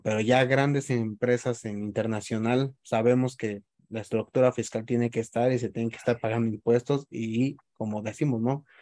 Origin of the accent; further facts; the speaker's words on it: Mexico; nuestra forma de ser como mexicanos